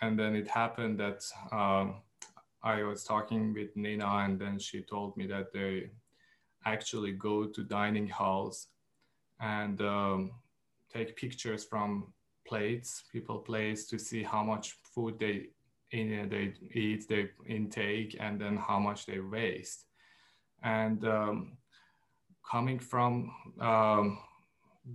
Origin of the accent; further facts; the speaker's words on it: Iran; now in United States; I am from Iran and I moved to the States